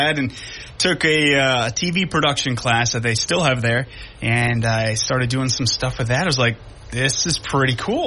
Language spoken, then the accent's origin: English; Endicott, New York, United States; I grew up in Endicott